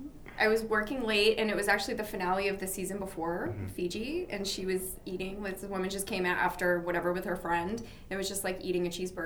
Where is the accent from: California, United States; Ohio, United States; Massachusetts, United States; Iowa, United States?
Massachusetts, United States; Boston; now in New York, United States